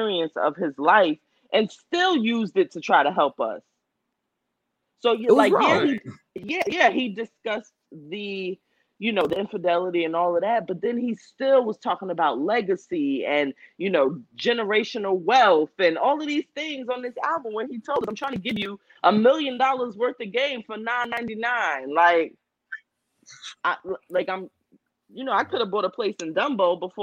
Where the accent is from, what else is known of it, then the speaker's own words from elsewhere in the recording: New Jersey, United States; I grew up in New Jersey